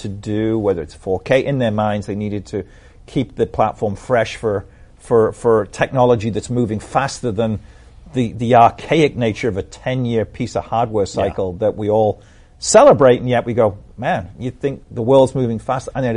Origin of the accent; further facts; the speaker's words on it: Liverpool, North West England, United Kingdom; accent: Liverpool; moved away; also born or lived in San Francisco; my accent sounds more Boss Hog than it does Liverpool